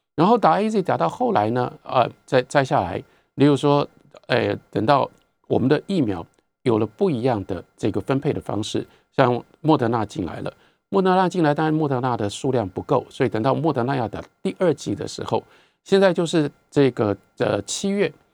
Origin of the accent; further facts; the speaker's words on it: Taiwan; 因为我在台湾成长，我拥有了这样的能力，我有这样的经历